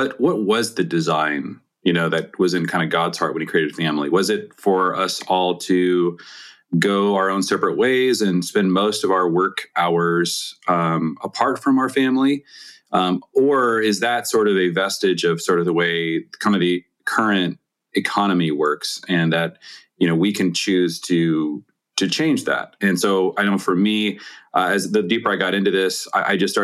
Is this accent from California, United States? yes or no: no; Seattle, Washington, United States; I grew up in the Seattle area